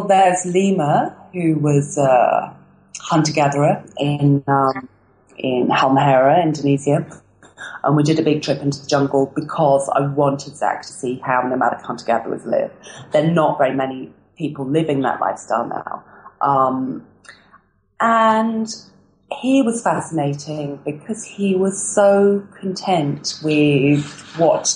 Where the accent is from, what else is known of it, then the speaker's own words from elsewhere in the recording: England, United Kingdom; moved away as an adult; as an English person